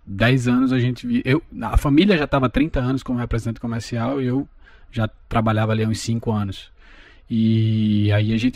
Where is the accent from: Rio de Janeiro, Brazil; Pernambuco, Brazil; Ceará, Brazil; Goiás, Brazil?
Pernambuco, Brazil; Recife; now in United States; Bom, sou de Recife, né? Tenho 36 anos.